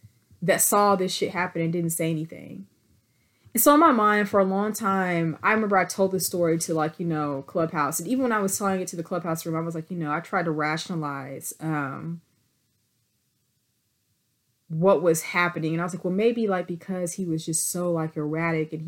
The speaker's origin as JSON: {"language": "English", "town": "Abilene", "region": "Texas", "country": "United States", "moved": "yes", "lives_now": "Dallas, United States", "said": "I'm from Abilene, Texas, first of all. I'm an Abilene, Texas, living in Dallas transplant"}